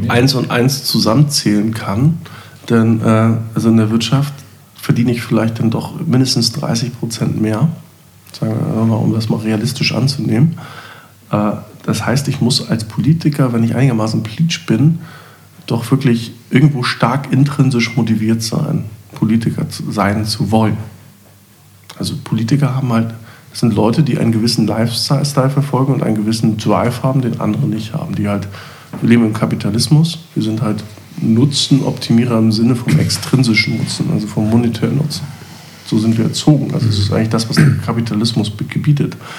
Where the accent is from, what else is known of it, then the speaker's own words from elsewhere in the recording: East Germany, Germany; ich war auch Ossi.